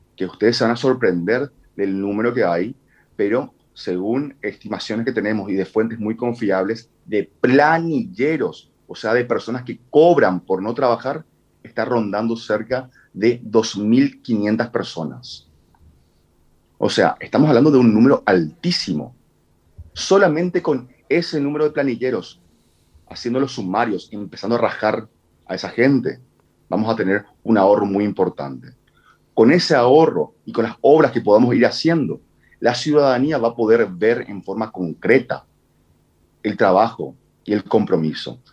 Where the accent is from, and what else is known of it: Asunción, Paraguay